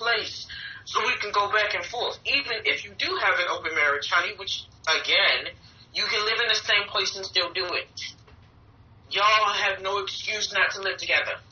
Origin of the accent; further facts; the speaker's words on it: Baltimore, Maryland, United States; I am from Baltimore, Maryland.